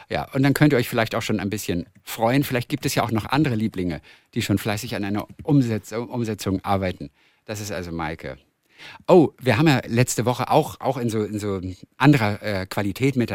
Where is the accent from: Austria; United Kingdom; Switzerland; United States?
Austria; Upper Austria; now in Graz, Austria; ich komme aus Oberösterreich. Ich studiere allerdings in Graz in der Steiermark